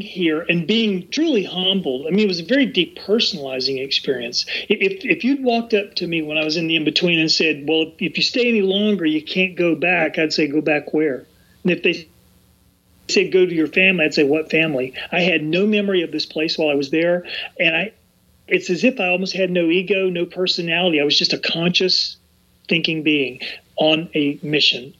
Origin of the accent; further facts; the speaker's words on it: the South, United States; when I was young, growing up in the South